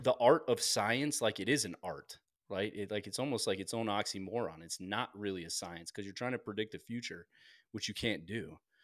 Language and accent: English; East Coast, United States; now in Colorado, United States; growing up on the East Coast